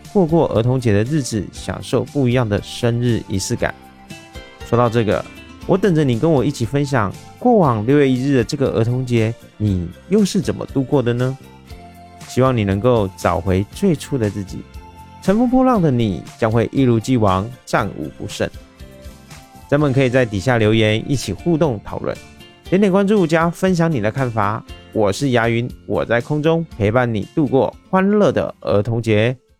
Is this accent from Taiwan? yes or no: yes; Taiwan; 我是一位来自台湾喜欢旅行与热爱交朋友的